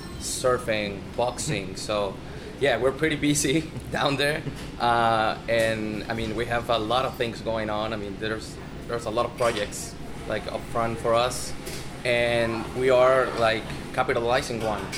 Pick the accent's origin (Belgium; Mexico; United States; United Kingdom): Mexico; Mazatlán, Sinaloa; I'm from Mazatlan and I cheer for Venados